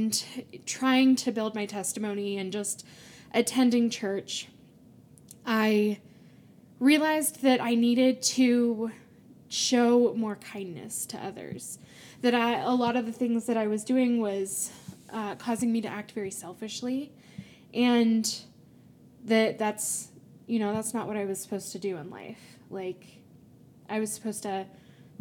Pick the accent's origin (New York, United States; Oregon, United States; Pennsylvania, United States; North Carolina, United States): North Carolina, United States; moved away as an adult; now in Utah, United States; I grew up originally in North Carolina, but I'm here now in Utah loving it